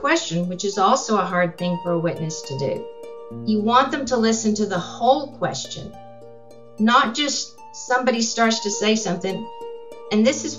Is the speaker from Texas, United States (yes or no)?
yes; San Angelo, Texas, United States; And I was born in San Angelo. I have family in San Angelo